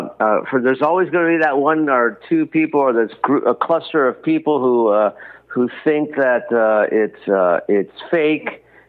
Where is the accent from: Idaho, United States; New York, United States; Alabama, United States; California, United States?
California, United States; California, my home state